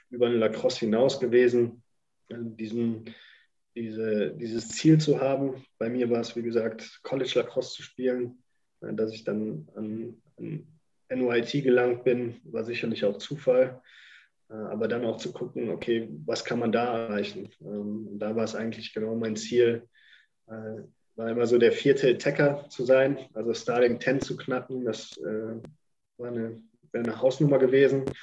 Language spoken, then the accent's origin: German; Germany; Und da einmal da anzukommen als Deutscher, äh, sage ich mal, Junge, äh, das war schon ein Erlebnis.